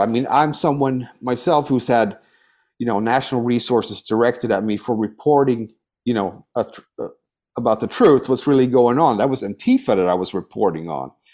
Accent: Sweden; now in United States; I'm, I'm from Sweden. That's my, you know, I have an emotional connection to Sweden. Uh, that's my soil, you know, it's, I'm Swedish

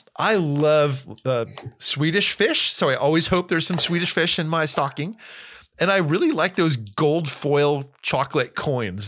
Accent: New Jersey, United States; also born or lived in California; now in Tennessee, United States; I grew up in New Jersey. I am a proud Northeasterner

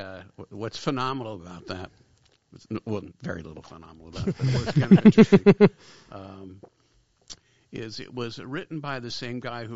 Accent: Los Angeles, California, United States; also born or lived in Cleveland, Ohio; I grew up in the San Fernando Valley, born in Cleveland, but moved here when I was very young

